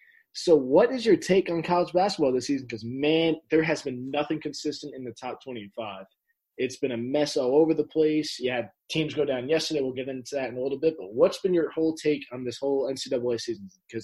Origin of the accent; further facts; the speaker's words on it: New Jersey, United States; I'm from Jersey